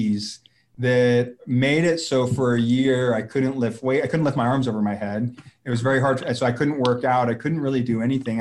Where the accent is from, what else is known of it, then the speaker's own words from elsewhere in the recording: Arizona, United States; I'm from Arizona